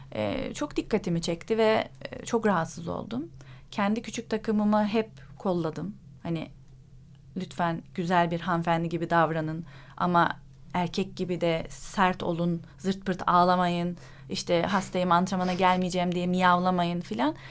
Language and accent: Turkish; Istanbul, Turkey; also born or lived in İzmit, Kocaeli; Sonra abimin okulu sebebiyle İstanbul'a taşındık. İzmit'te doğdum ben